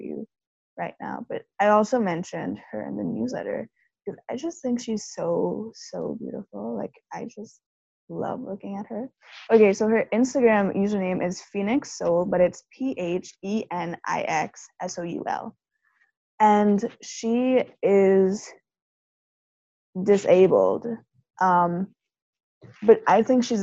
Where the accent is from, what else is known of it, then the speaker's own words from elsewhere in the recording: Trinidad & Tobago; us growing up in Trinidad, even though Black people are the majority